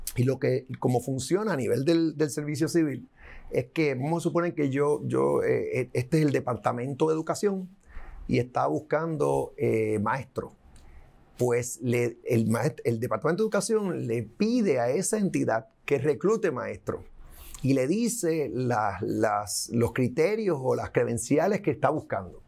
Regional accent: Puerto Rico

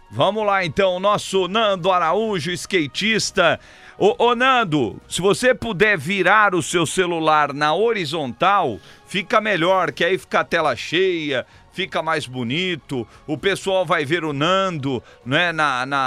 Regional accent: Rio de Janeiro, Brazil; Sou, sou do Rio de Janeiro.

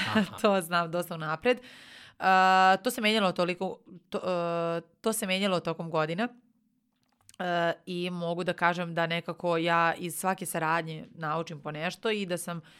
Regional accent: Nova Pazova, Vojvodina, Serbia; A, a ja sam inače iz Nove Pazove. Nova Pazova ima 30.000 stanovnika.

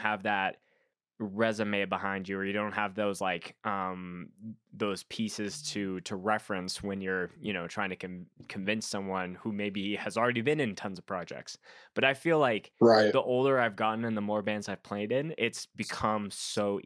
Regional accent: Canada; I'm a Canadian coming all the way down to Oklahoma

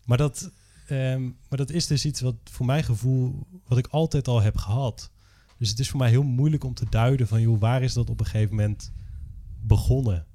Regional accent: Drenthe, Netherlands; also born or lived in Groningen; ik ben opgegroeid in Drenthe

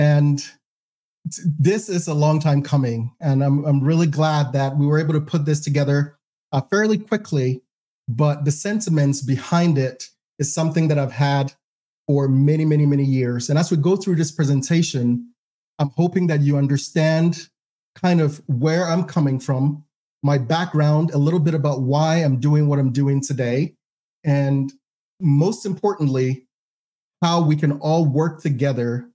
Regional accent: Ghana; moved away as an adult; also born or lived in Provo, Utah, United States; now in United States; I was born and raised in Ghana

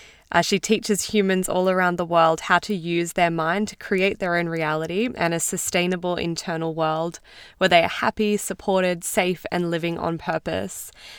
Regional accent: Queensland, Australia; We're both from Queensland in Australia, which is awesome.

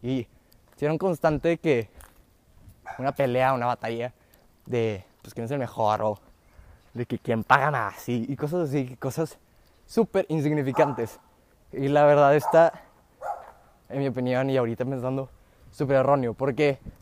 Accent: Mexico; yo puedo nacer aquí como mexicano

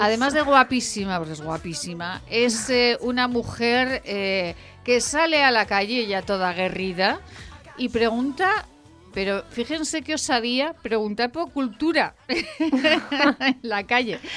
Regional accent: Fuentes de Ebro, Aragon, Spain; Mozota eh, con, mi pueblo, con Fuentes de Ebro

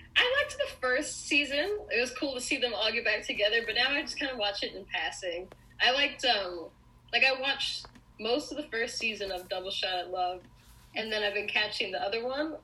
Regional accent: New York, United States; now in Los Angeles, United States; I'm originally from New York

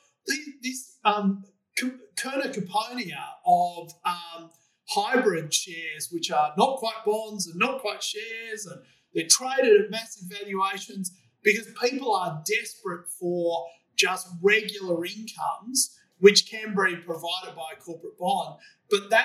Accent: Australia; we Australian taxpayers

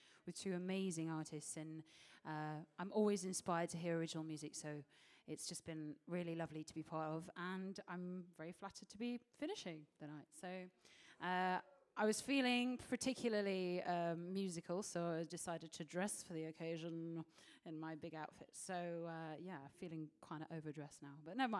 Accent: Nottingham, East Midlands, United Kingdom; I'm originally from Nottingham

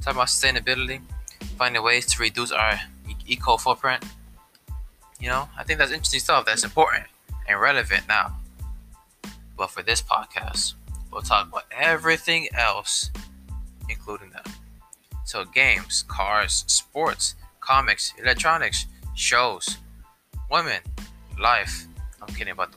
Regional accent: Newark, New Jersey, United States; I'm from Newark, which is also called Brick City.

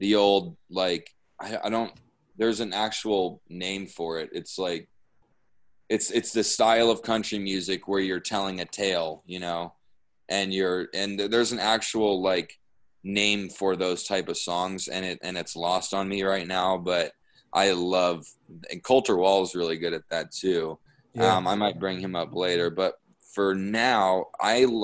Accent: Houston, Texas, United States; now in Phoenix, United States; growing up in Houston, I had a lot of friends

